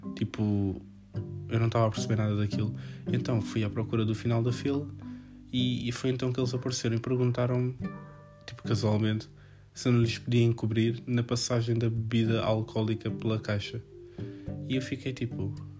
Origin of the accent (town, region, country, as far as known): Portugal